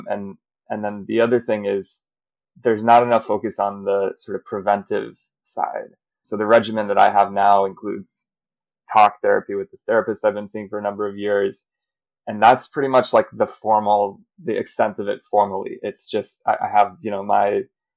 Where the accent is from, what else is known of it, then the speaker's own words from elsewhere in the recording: United States; accent: American; moved away as an adult; now in Europe; I'm American, you can hear from my accent, but living in Europe